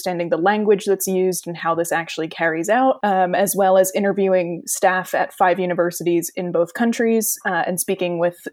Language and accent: English; New Jersey, United States; moved away as an adult; also born or lived in Sussex, England; now in York, United Kingdom; I am originally from New Jersey in the US